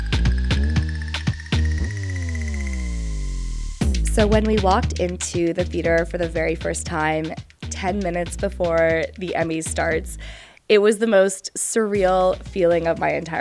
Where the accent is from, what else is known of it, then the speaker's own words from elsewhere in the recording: Winnipeg, Manitoba, Canada; I am from Winnipeg, Manitoba